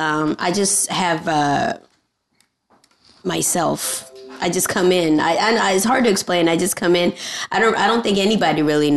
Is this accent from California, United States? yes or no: yes; Los Angeles, California, United States; also born or lived in Bronx, New York / Lancaster, California / Panama; it was just me and my mom living in North Hollywood until I was 15.